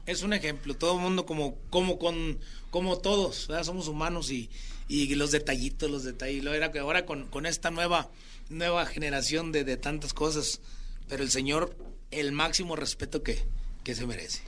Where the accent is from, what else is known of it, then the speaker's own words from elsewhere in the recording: Chiapas, Mexico; Chiapas, mi tierra